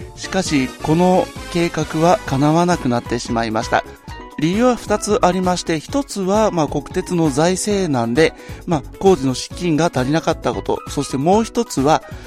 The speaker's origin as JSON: {"language": "Japanese", "region": "Aichi", "country": "Japan", "tie": "born or raised there", "said": "私の地元愛知県"}